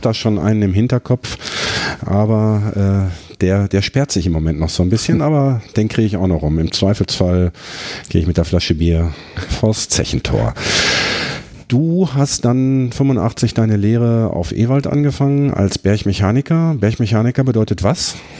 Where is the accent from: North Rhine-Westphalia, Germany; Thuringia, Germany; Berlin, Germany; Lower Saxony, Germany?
North Rhine-Westphalia, Germany; Herten; ich Härtner Junge